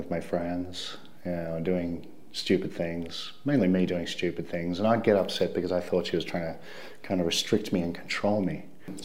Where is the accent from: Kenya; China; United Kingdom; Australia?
Australia; Melbourne, Victoria; moved away as an adult; now in South Korea; I'm from Melbourne, Australia.